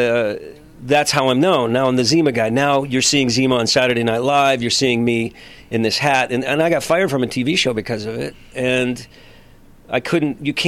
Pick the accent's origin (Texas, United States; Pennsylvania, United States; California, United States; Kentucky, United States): California, United States; Los Angeles; I was in a supermarket one day in my hometown here in L.A.